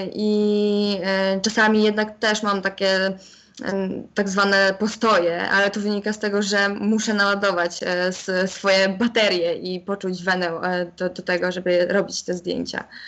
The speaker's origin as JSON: {"language": "Polish", "town": "Chełm", "region": "Lublin Voivodeship", "country": "Poland", "tie": "born or raised there", "said": "opuszczeniem mojego rodzinnego miasta, więc jednak nie wybrałam tej szkoły, pozostałam w hełmie"}